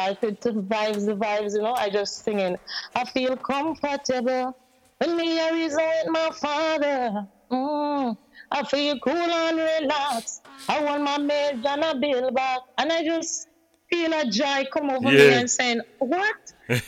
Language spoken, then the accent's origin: English; Jamaica; moved away as an adult; also born or lived in Sint Maarten; I'm from Jamaica